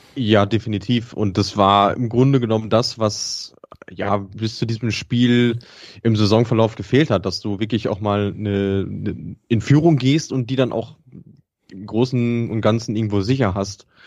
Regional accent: Bielefeld, North Rhine-Westphalia, Germany; als Bielefelder

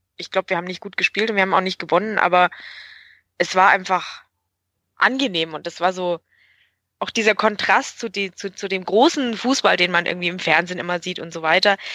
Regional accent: Augsburg, Bavaria, Germany; ich bin gebürtige Augsburgerin

